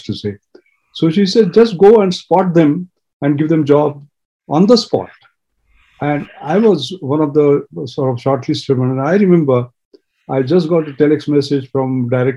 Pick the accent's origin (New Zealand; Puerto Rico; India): India; Mashel, Goa; a village called Mashel. It was a poor village in Goa. I was born there to a very, very poor family